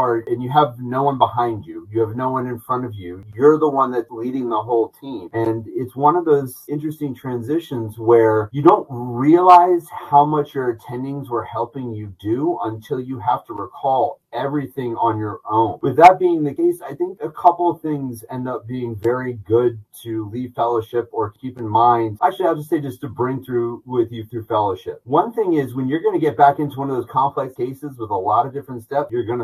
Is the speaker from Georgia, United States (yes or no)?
yes; Atlanta, Georgia, United States; moved away as an adult; also born or lived in Northeast US / Long Island, New York; now in Augusta, United States; I was born and raised in Atlanta, Georgia